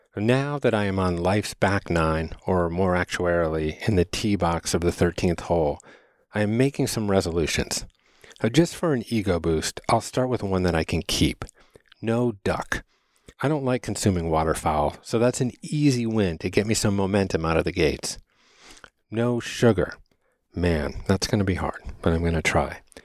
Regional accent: Chicago, Illinois, United States; I was born on Thanksgiving Day in nineteen seventy at the University of Chicago's Lying In Hospital

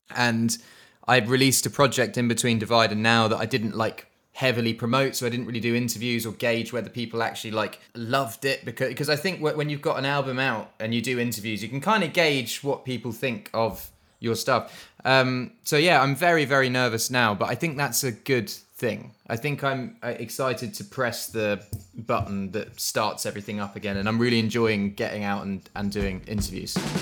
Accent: Suffolk, East of England, United Kingdom; We are, we are from Suffolk

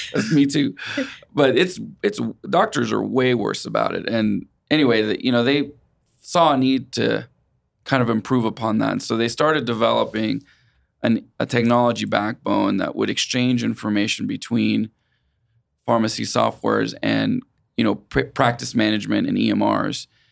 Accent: Wichita, Kansas, United States; also born or lived in Puerto Rico; I consider Wichita my hometown, even though I was born in Puerto Rico.

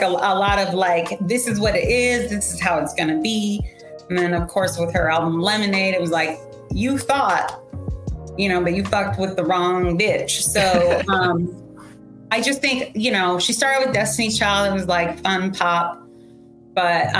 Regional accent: San Diego, California, United States; also born or lived in Iowa; I was born in Iowa, and then my parents divorced, and my mom and I moved to San Diego when I was, like, 8

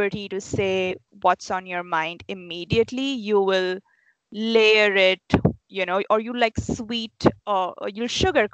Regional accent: India; moved away as an adult; now in United States; when I was in India with the same group of friends that I had since childhood

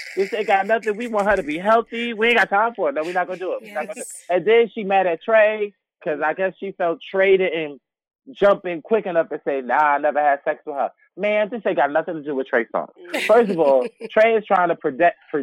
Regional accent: New York City, New York, United States; I grew up in Bed-Stuy

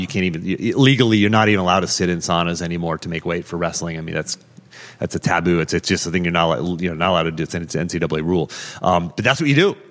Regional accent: Pittsburgh, Pennsylvania, United States; now in Charlottesville, United States; I grew up in Pittsburgh

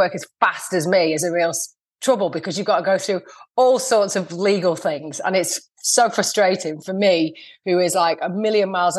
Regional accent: Lancashire, North West England, United Kingdom; I'm from Lancashire.

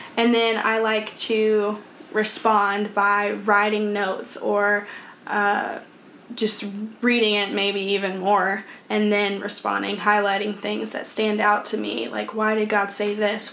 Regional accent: Troy, Illinois, United States; moved away as an adult; now in Atlanta, United States; I'm from Troy, Illinois, and you guys probably have no clue where that's at because it's a small town of 10,000 people. And I lived in that town ever since this past year when I moved to Atlanta, Georgia

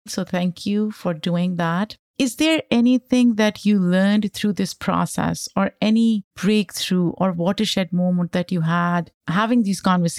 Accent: Pakistan; I grew up in Pakistan, and spices, peppers are such an integral part of my identity and our food.

